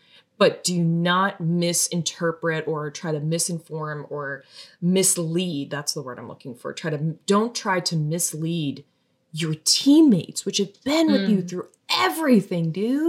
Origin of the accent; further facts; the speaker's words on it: Wisconsin, United States; The Packers are from Green Bay, Wisconsin. My home state.